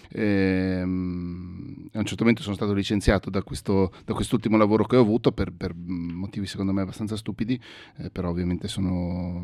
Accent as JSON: {"language": "Italian", "town": "Mestre", "region": "Veneto", "country": "Italy", "tie": "born or raised there", "said": "gli amici miei con cui sono cresciuto a Mestre"}